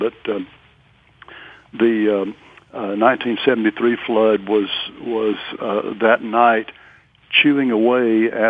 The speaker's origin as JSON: {"language": "English", "town": "Memphis", "region": "Tennessee", "country": "United States", "tie": "born or raised there", "said": "It is true in Natchez as well as New Orleans, and I grew up near Memphis, Tennessee, and it's the same there."}